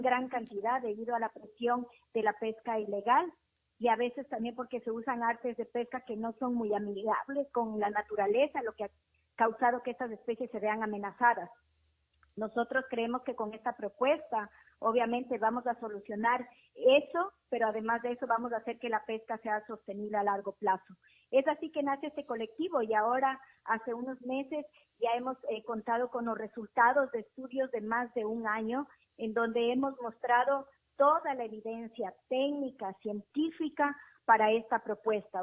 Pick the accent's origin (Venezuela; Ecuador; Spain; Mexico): Ecuador; also born or lived in Galápagos; como ecuatorianos